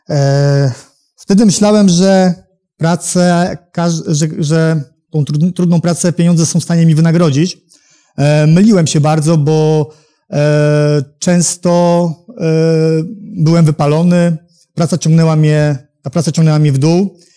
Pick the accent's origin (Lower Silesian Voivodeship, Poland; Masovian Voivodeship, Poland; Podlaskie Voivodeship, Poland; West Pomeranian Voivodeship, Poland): Masovian Voivodeship, Poland; Warsaw; jestem z Warszawy.